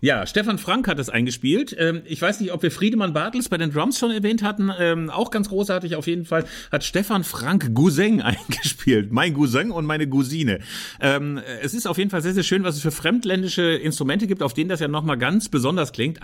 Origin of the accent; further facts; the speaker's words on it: Germany; bei uns in Deutschland